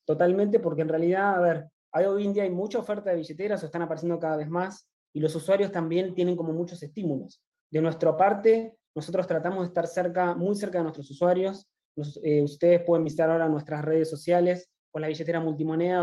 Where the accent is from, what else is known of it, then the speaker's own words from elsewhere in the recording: Argentina; yo soy argentino